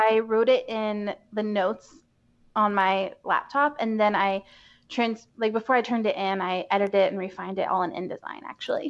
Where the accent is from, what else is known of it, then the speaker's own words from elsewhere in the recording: Asheville, North Carolina, United States; I grew up in Asheville for the mm-hmm. most part